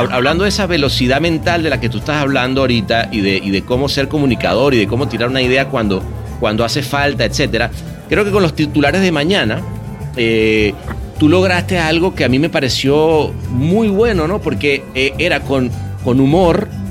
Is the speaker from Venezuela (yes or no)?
yes; Caracas, Capital District, Venezuela; yo crecí en la Universidad Central de Venezuela. El aula magna ah, fue, ¿sabes? Fue como mi segunda casa